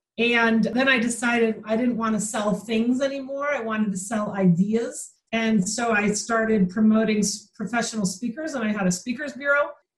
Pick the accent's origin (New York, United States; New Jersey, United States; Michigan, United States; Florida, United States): Michigan, United States; I'm from Michigan.